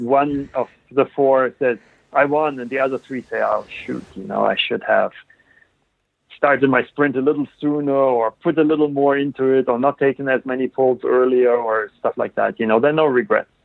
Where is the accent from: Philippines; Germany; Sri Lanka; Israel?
Germany; moved away as an adult; I grew up in Germany